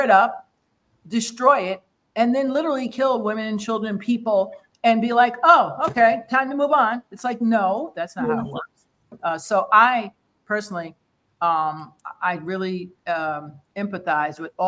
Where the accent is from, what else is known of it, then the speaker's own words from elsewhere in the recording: United States; as American